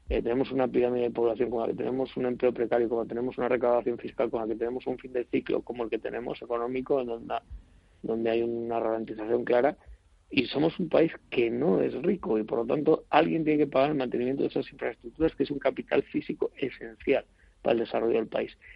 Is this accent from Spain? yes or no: yes; Spain; Porque estamos en el mes 8 y si como los españoles llevamos a, entonarnos el 15 de septiembre y tenemos los puentes de diciembre, pues nos queda dos, dos meses y medio para terminar el año.